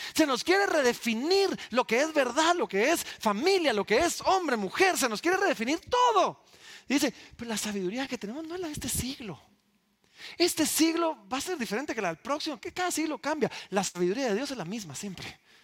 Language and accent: Spanish; Guatemala; somos realeza guatemalteca